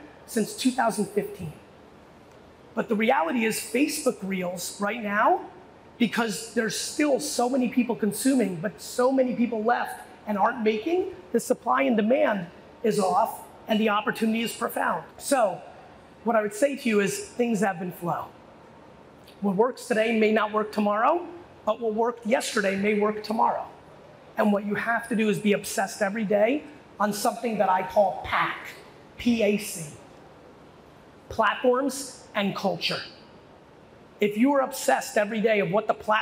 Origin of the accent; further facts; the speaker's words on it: United States; also born or lived in USSR; I was born in the USSR. I grew up in America in the 80s